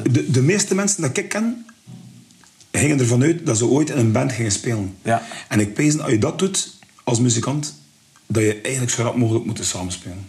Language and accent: Dutch; Bruges, Flanders, Belgium; ik ben van Brugge, allee, we woonden in Westkamp